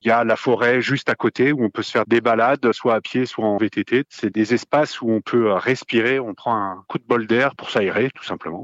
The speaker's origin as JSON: {"language": "French", "town": "Neuves-Maisons", "region": "Grand Est", "country": "France", "said": "Je suis de Neuve Maison et à 10-15 km de Nancy."}